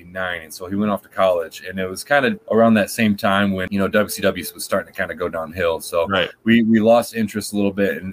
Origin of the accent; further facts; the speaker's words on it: Lansing, Michigan, United States; I grew up in Lansing, Michigan